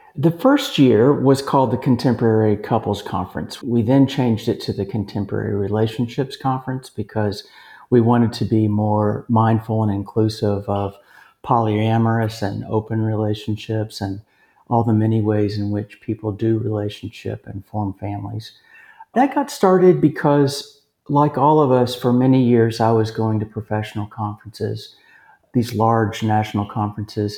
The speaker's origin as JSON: {"language": "English", "town": "Lexington", "region": "Kentucky", "country": "United States", "tie": "born or raised there", "moved": "as an adult", "lives_now": "Texas, United States", "said": "Lexington, Kentucky, my hometown"}